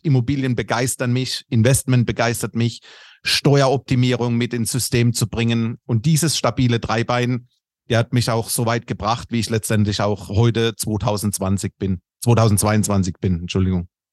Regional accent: Karlsruhe-Mannheim-Heidelberg region, Baden-Württemberg, Germany; accent: Kurpfälzisch; moved away as an adult; now in Munich, Germany; bin aber gebürtig aus der Region Karlsruhe-Mannheim-Heidelberg. Das dürfte man vermutlich auch in meinem Slang hören. Das etwas kurpfälzische drückt dadurch

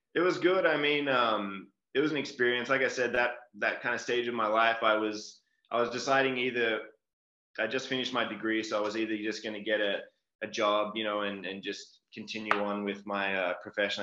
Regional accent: Melbourne, Victoria, Australia; moved away as an adult; I grew up in Australia, uh, down in Melbourne, um, pretty big city

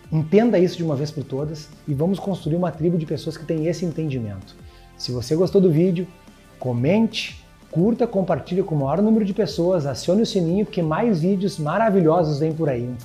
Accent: Porto Alegre, Rio Grande do Sul, Brazil; born there; Eu venho de uma família, eu nasci num bairro pobre em Porto Alegre

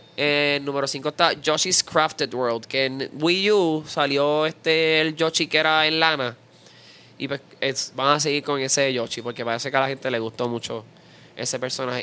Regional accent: Puerto Rico; nosotros los puertorriqueños.

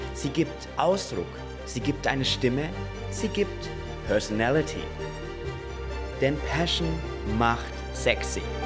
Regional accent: Gundremmingen, Bavaria, Germany; now in Munich, Germany; bin aus Gundremmingen, also hier eigentlich aus der Nähe und bin hier aufgewachsen, bin aber dann vor fast schon drei Jahren bald nach München gezogen zum Studieren

